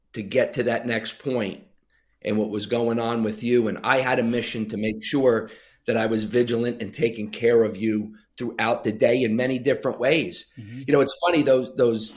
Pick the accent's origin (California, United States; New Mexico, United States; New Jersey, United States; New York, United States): New Jersey, United States; Sayreville; now in Arizona, United States; Sayreville, New Jersey. Yep. My hometown where I grew up